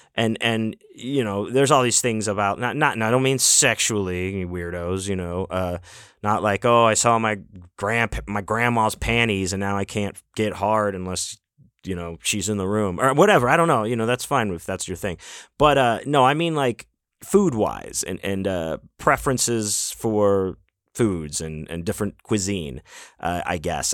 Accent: Houston, Texas, United States; also born or lived in Pittsburgh, Pennsylvania; now in Las Vegas, United States; I grew up in Houston, uh, but I was born in Pittsburgh, Pennsylvania

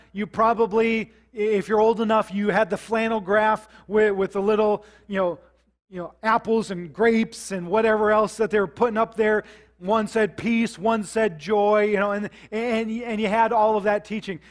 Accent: South Dakota, United States; I grew up in South Dakota

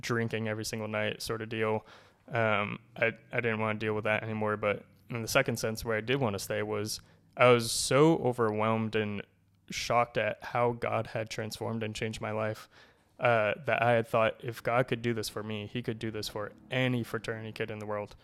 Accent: Cumberland, Rhode Island, United States; moved away as an adult; now in Connecticut, United States; I grew up in Cumberland, Rhode Island, so only about an hour from here.

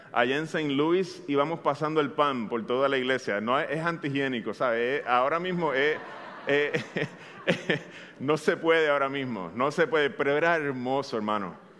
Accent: Bayamón, Puerto Rico; Yo soy un bayamonés, eh, ya algunos de ustedes lo saben, soy de Bayamón de corazón

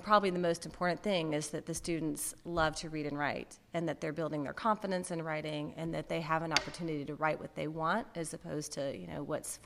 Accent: Birmingham, Alabama, United States; moved away as an adult; also born or lived in San Francisco / Massachusetts; I'm also a Birmingham native. So I grew up in Birmingham in a suburb.

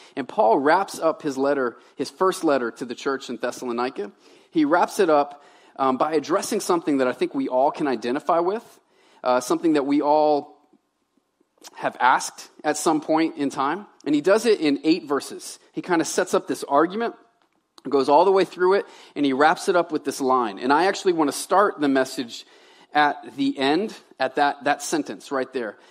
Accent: Baton Rouge, Louisiana, United States; moved away as an adult; also born or lived in Tennessee / Medway, Maine; now in Maine, United States; I'm a Southern boy. I was raised in Baton Rouge

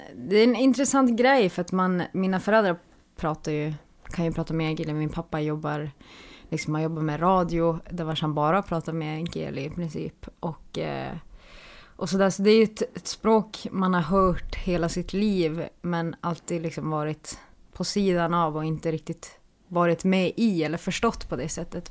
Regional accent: Pajala, Norrbotten County, Sweden; Ja, jag är från Pajala.

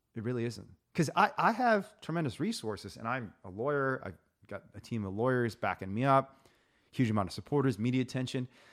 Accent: Indiana, United States; growing up in Indiana

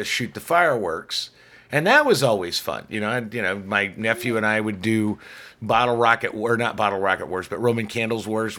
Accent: United States

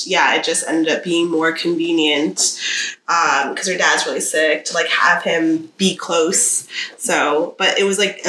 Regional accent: New York, United States; We met in New York in like high school. So everyone from the party is from New York.

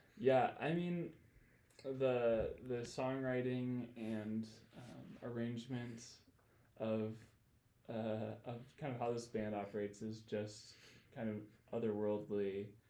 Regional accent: Grand Rapids, Michigan, United States; moved away as an adult; I grew up in Grand Rapids, Michigan

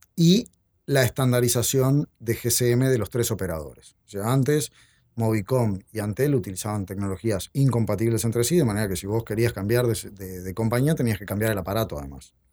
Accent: Uruguay

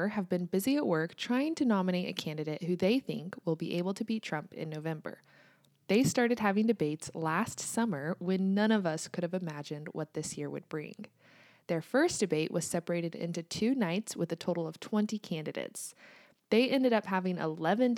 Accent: United States; also born or lived in Kansas

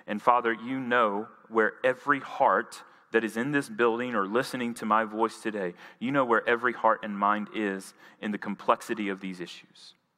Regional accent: Jackson, Tennessee, United States; moved away; I'm from Jackson, Tennessee. I spent 18 years of my life there.

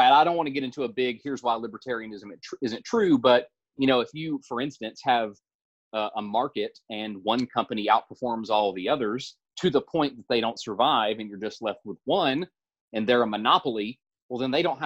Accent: the South, United States; growing up in the South, for a long time

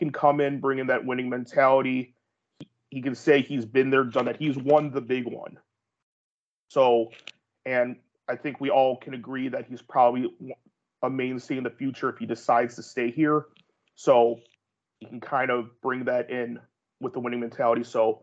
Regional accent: United States; as an American

